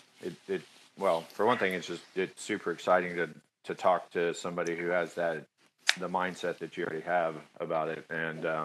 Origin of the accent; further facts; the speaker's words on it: Katy, Texas, United States; moved away; I grew up in Texas, small town in Texas